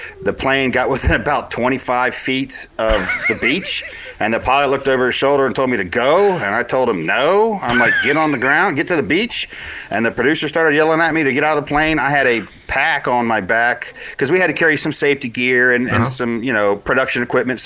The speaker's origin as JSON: {"language": "English", "region": "Florida", "country": "United States", "tie": "born or raised there", "said": "I grew up in Florida."}